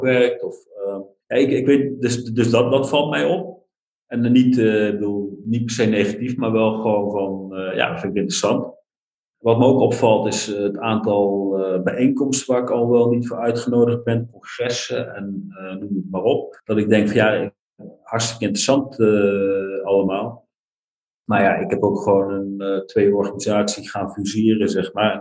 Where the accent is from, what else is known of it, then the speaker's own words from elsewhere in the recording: North Brabant, Netherlands; moved away; also born or lived in Overijssel / Nijmegen / Sweden; Ik ben geboren in Overijssel, opgegroeid in Brabant.